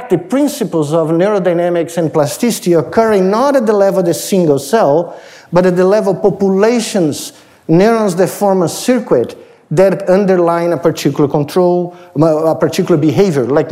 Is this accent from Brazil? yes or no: yes; Brazil; moved away as an adult; now in United States; when I was in high school, growing up in Brazil.